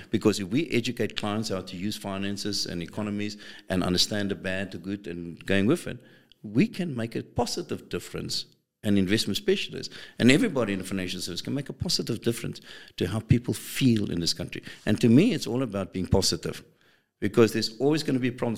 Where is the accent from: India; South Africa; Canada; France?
South Africa; we South Africans